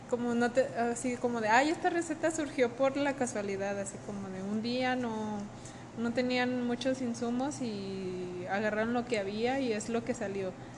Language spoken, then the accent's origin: Spanish; Mexico; como mexicano